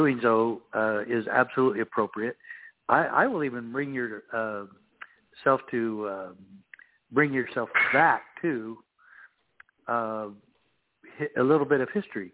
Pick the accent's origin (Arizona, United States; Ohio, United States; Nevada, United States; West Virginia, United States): Arizona, United States; Safford; I grew up in Safford, Arizona, where I was sheriff in my hometown